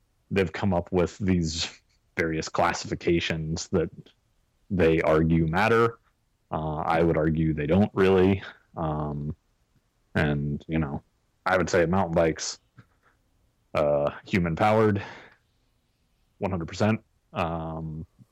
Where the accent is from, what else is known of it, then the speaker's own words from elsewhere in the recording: Massachusetts, United States; I'm from Massachusetts